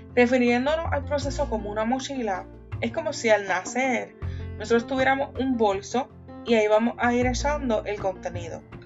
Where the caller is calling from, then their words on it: Columbus, Ohio, United States; Te envío saludos desde la ciudad de Columbus, Ohio